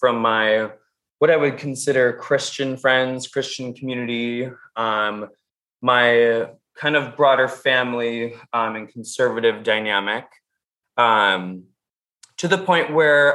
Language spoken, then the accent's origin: English; Minnesota, United States; I'm from the Midwest. I am born and raised Minnesotan.